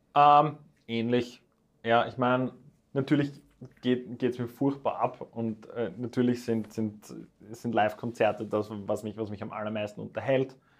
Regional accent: Vienna, Austria; nicht nur als Österreicher, nicht nur als Wiener

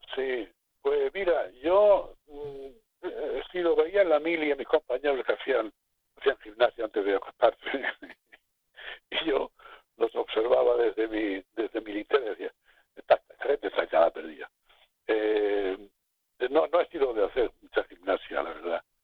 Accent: Garrucha, Andalusia, Spain; moved away; Yo soy de Garrucha, Almería.

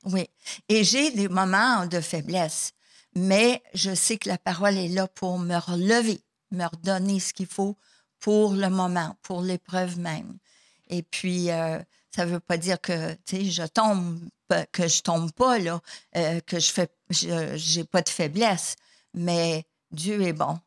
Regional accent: Sherbrooke, Quebec, Canada; je suis native de Sherbrooke, Québec

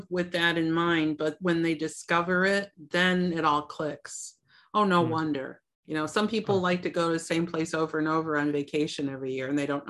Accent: Chicago, Illinois, United States; I was born and raised in Chicago. I mean, you know, spent all my life in the city, and I kept thinking, what am I doing here?

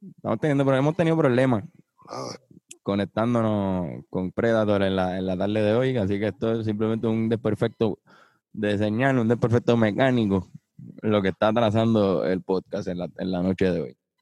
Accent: Puerto Rico

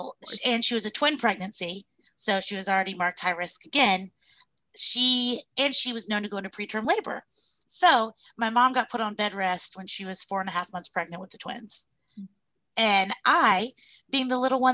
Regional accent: Charlotte, North Carolina, United States; I was born and raised in Charlotte and I am doing my doula practice here now.

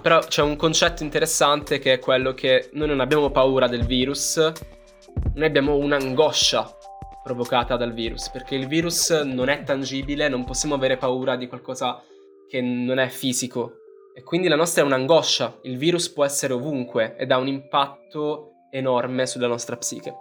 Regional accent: Southern Italy, Italy; per noi che siamo terroni

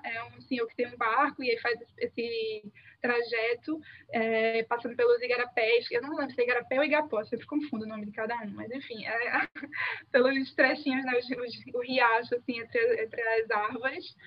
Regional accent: Pernambuco, Brazil; eu sou pernambucana

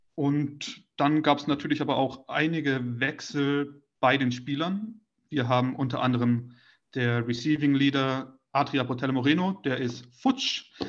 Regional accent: Swabia, Baden-Württemberg, Germany; Schwaben, äh, ich komme ja selbst aus der Gegend

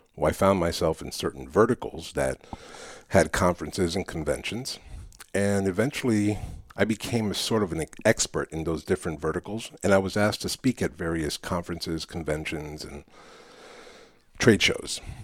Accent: New York City, New York, United States; first language Spanish; English is a second language; I grew up in New York City

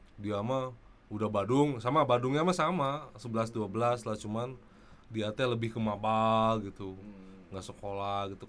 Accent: Bandung, West Java, Indonesia; gua mah dari Buah Batu gitu, ke Karapitan, jalan kaki tiap pulang

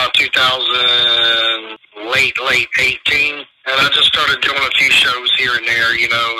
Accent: Central Virginia, United States; I grew up in Central Virginia, and I grew up on …

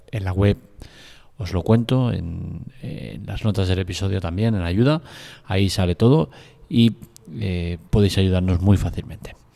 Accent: Barcelona, Catalonia, Spain; gente como yo, que soy de Barcelona, pues lo tenemos relativamente cerca

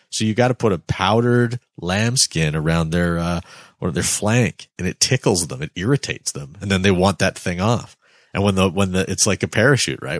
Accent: Canada; as a Canadian citizen

